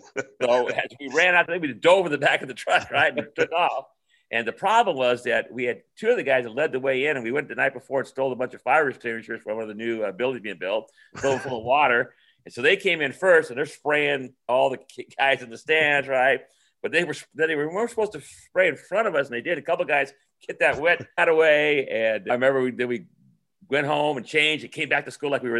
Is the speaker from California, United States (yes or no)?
yes; San Jose, California, United States; growing up in Almaden, like all the guys said before, it was a great place to live. I was there in the 60s and the 70s